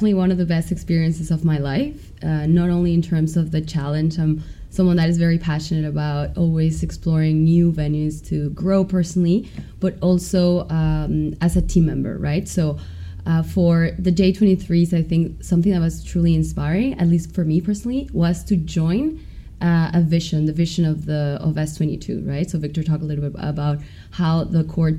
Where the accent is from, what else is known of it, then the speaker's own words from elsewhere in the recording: Mexico; I'm from Mexico